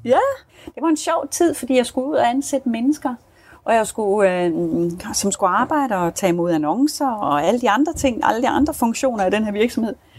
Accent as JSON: {"language": "Danish", "country": "Denmark", "moved": "yes", "lives_now": "South Africa", "said": "vi har det i Danmark"}